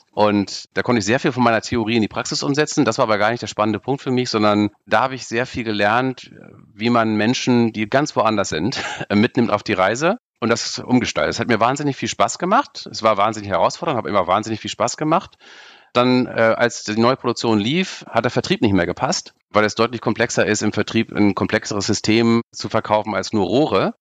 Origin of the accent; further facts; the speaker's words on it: Baltic Sea coast, Germany; ich bin in der Ostsee groß geworden